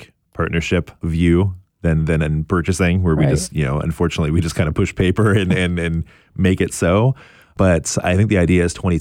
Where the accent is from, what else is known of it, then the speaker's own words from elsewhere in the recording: Portland, Oregon, United States; I'm from Portland, born and raised. I went to Franklin High School